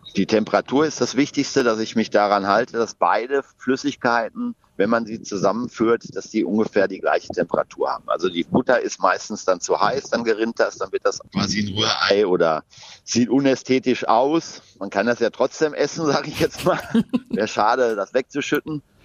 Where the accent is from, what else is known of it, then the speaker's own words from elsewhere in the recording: Ruhr area, North Rhine-Westphalia, Germany; ich bin damit im Ruhrgebiet groß geworden